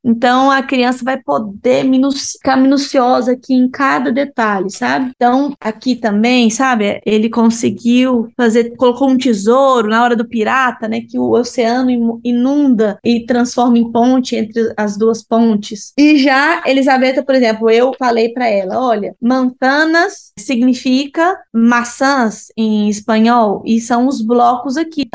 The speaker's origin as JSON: {"language": "Portuguese", "country": "Brazil", "moved": "as an adult", "lives_now": "Barcelona, Spain", "said": "nós, né, somos brasileiros"}